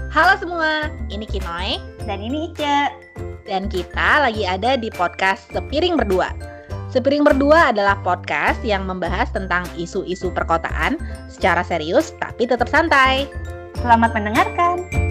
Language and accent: Indonesian; Bandung, West Java, Indonesia; now in Solo, Indonesia; Sebagai orang Bandung yang tinggal di Solo